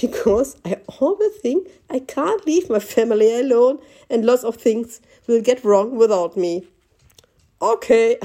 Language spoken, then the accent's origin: English; Germany; Berlin is 4 hours drive away from my hometown